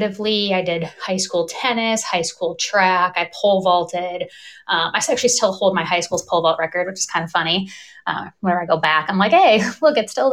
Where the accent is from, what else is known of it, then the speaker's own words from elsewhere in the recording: Northwest Ohio, United States; I grew up in Ohio in a small town, Northwest Ohio